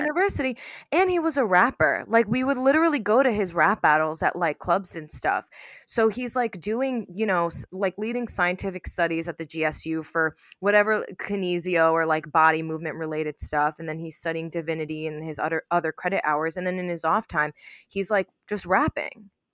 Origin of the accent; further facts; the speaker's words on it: New York, United States; I grew up in New York